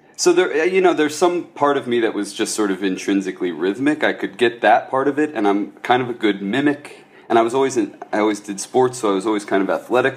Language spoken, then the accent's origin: English; Ohio, United States; I'm from Ohio